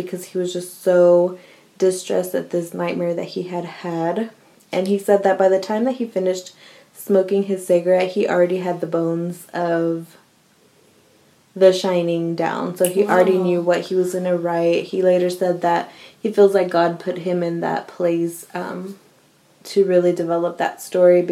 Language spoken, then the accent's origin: English; Houston, Texas, United States; I'm from the South